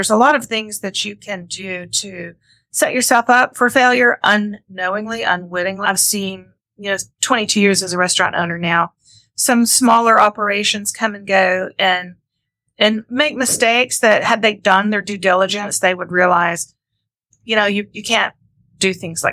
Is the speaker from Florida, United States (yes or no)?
yes; Panama City, Florida, United States; growing up in the Cove